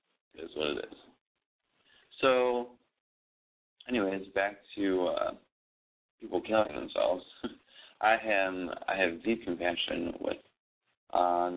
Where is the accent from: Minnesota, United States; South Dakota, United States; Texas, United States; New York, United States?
New York, United States; Buffalo; now in New York City, United States; I was born in Buffalo